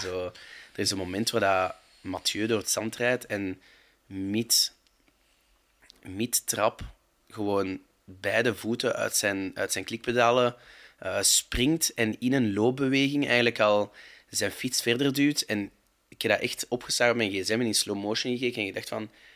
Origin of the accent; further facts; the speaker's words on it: Overijse, Flanders, Belgium; ik ben van Overijse